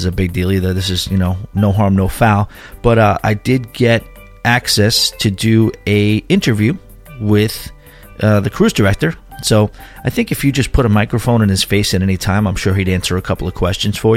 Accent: Long Island, New York, United States; Growing up in Long Island, you know, it's interesting. It's an island

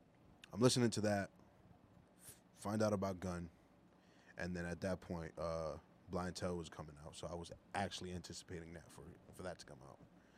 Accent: Philadelphia, Pennsylvania, United States; I'm from Philly

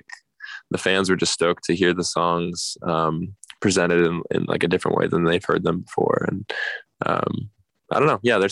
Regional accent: Chicago, Illinois, United States; Chicago, my hometown

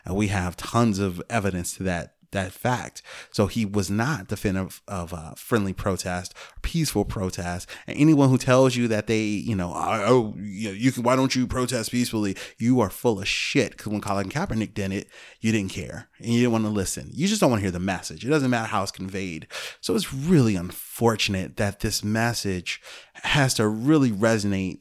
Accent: Chicago, Illinois, United States; also born or lived in Alaska / Germany; I grew up on the South Side of Chicago

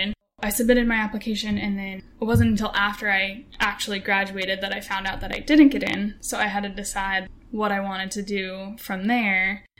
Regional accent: Phoenix, Arizona, United States; moved away as an adult; now in Pensacola, United States; I'm originally from Arizona. Never moved away until I left for the Air Force.

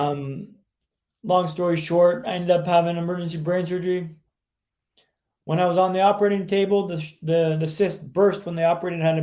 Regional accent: Vancouver, British Columbia, Canada; also born or lived in London, England / Sweden; I'm from Vancouver, Canada, which is where I'm calling you from today

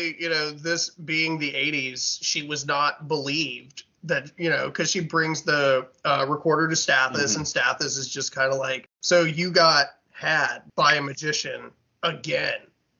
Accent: Marble Falls, Texas, United States; I'm from Marble Falls.

